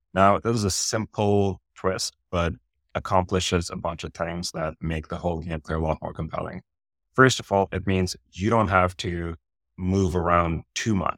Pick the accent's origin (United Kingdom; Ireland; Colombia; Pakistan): Pakistan; moved away as an adult; now in United States; I grew up in Pakistan